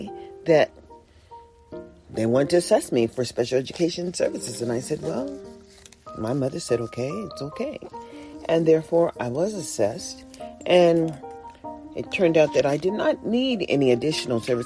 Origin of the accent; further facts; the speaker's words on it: Greenwood, Mississippi, United States; now in California, United States; I come from Mississippi, right there in the Greenwood area